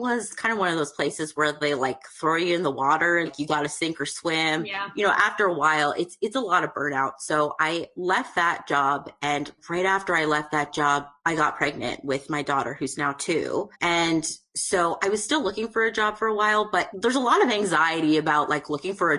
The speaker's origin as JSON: {"language": "English", "country": "Canada", "said": "I'm actually from Canada"}